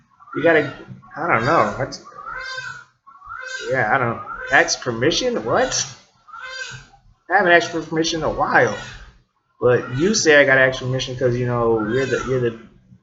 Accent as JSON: {"language": "English", "region": "northern Indiana", "country": "United States", "said": "I'm from Indiana, so the northern part"}